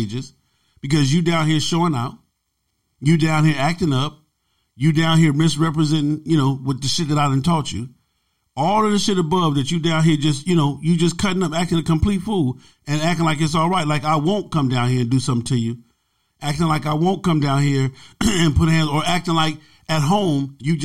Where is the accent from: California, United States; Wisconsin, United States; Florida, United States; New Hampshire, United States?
California, United States; Los Angeles; also born or lived in Compton / Long Beach; Growing up in South Central Los Angeles, growing up in Compton, Watts, Long Beach